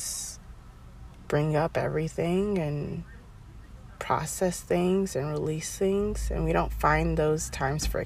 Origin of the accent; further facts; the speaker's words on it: Maryland, United States; moved away; on a road trip back to my home state of Maryland